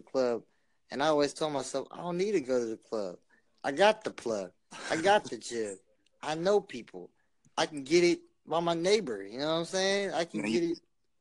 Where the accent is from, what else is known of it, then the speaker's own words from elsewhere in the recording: Pittsburg, California, United States; I'm from Pittsburgh, California. No H. Pittsburgh without the H. Coming out of the East Bay